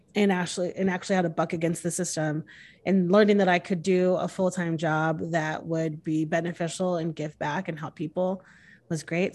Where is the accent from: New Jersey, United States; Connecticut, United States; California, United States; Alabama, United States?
Connecticut, United States; moved away as an adult; now in Texas, United States; I'm born and raised in Connecticut. I moved here when I was twenty-six, so I've been here six years.